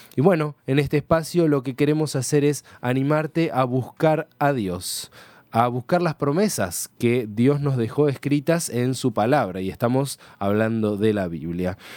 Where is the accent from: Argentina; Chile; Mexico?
Argentina; tenemos a nuestra disposición como ciudadanos argentinos